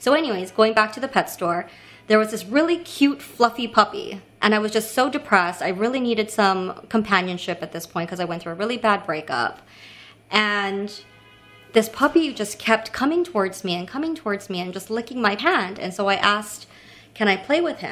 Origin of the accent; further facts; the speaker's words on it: Kailua-Kona, Hawaii, United States; moved away as an adult; also born or lived in Honolulu, Hawaii; now in New York, United States; So I'm originally from Hawaii